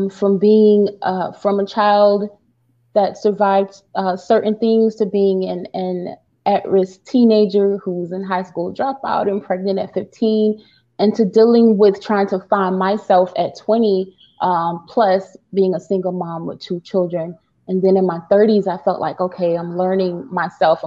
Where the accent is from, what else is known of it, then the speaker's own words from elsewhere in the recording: St. Petersburg, Florida, United States; now in Rochester, United States; I am originally from St. Petersburg, Florida, but I reside here now in Rochester, New York.